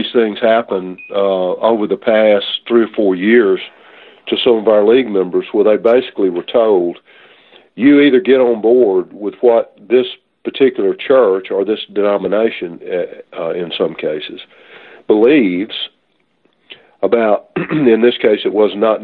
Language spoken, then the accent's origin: English; the South, United States; we grew up here in the South